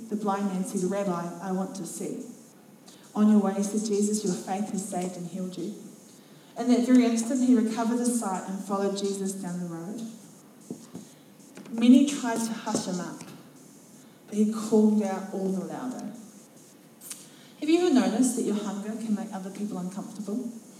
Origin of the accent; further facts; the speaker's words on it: Otago, New Zealand; I'm from Central Otago. We don't do that here.